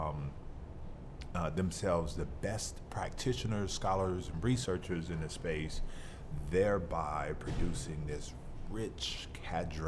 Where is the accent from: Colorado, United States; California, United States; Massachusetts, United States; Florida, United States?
Florida, United States; the state of Florida, which is also my hometown